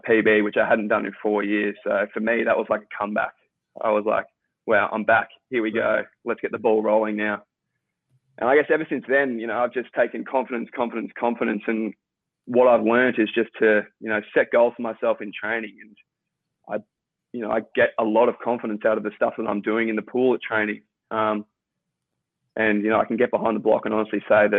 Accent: Victoria, Australia; one of the guys that I grew up in Victoria

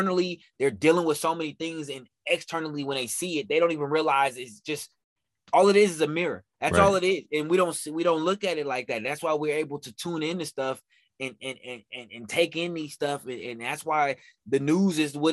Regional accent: Oakland, California, United States; I'm from Oakland, California

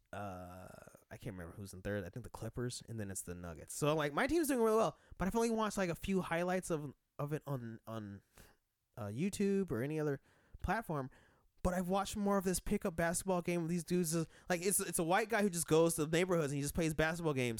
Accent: Denver, Colorado, United States; I'm from Denver

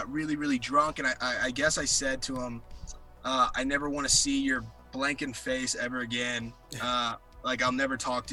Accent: Tennessee, United States; also born or lived in Scottsdale, Arizona; when I was 7, I moved to Tennessee.

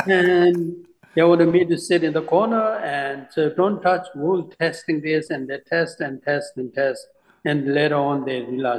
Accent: India; English is a second language; now in United States; So I came from India, even though there's a lot of sand.

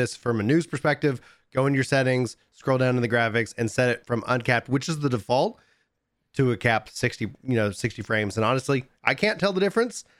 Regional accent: East Texas, United States; I grew up in East Texas. I was born in East Texas.

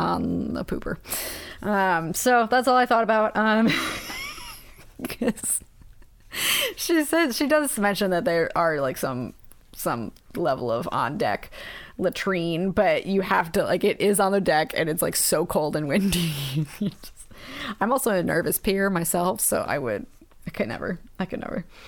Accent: United States; we are deeply American

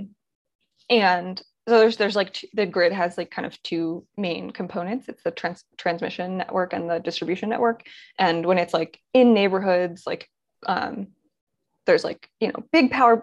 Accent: just outside of Baltimore, Maryland, United States; also born or lived in Boulder; now in Philadelphia, United States; I'm from Maryland originally, just outside of Baltimore

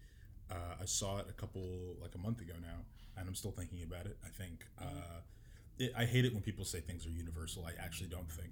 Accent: United States; I am American

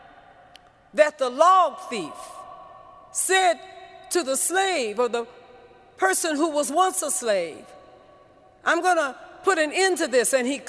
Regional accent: San Francisco, California, United States; I was born and raised in San Francisco.

